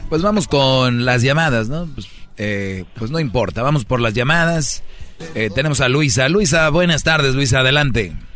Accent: Mexico; todos somos paisanos y somos de México

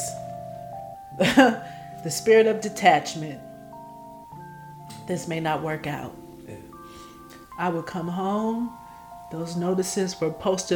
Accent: Oakland, California, United States; I'm from Oakland

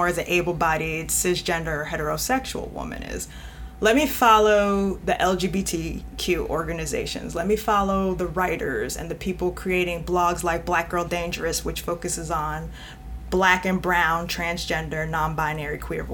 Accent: New York, United States; I'm from New York, so sometimes I just probably have this, no, I know I have this directness to me

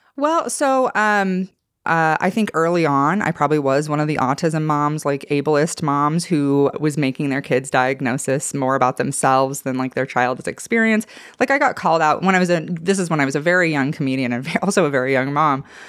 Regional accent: Idaho, United States; I'm from Idaho

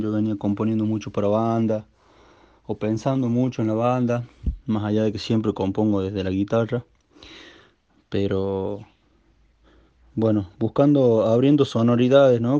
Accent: La Rioja, Argentina; el lugar de donde yo vengo

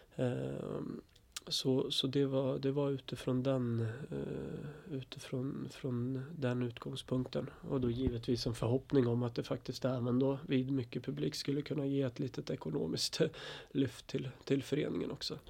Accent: Östersund, Jämtland, Sweden; now in Stockholm, Sweden; Jag är från, faktiskt från Östersund från början, och uppväxt i Östersund.

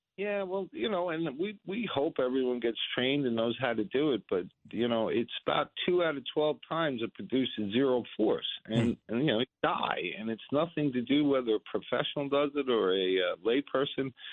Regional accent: United States; I'm an American

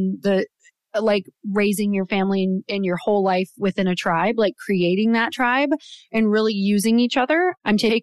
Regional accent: Midwest, United States; I was raised in the Midwest

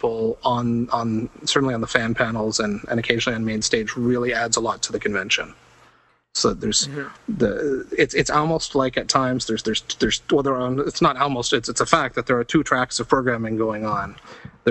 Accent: Toronto, Ontario, Canada; I'm from Toronto. I'm in Los Angeles.

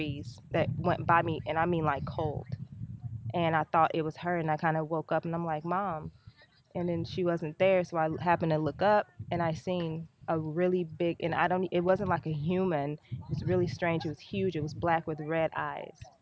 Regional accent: Texas, United States; I'm from Texas. We're just visiting from Texas.

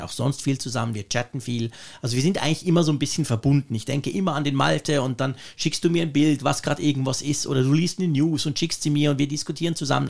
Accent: Switzerland; als Schweizer

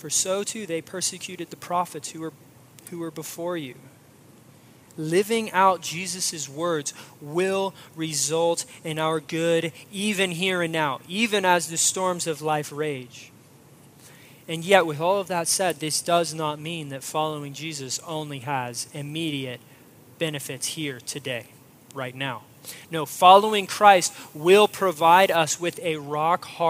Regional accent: Florida, United States; moved away; also born or lived in Midwest; I grew up in Florida

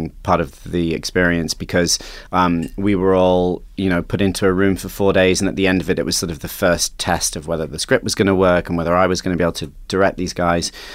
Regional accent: South West England, United Kingdom; moved away as an adult; also born or lived in New York City; I was, a 22-year-old English boy from the southwest of England

